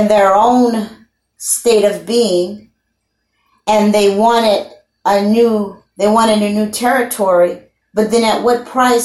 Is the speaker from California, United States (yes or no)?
no; Louisiana, United States; I'm a Creole. I'm from Louisiana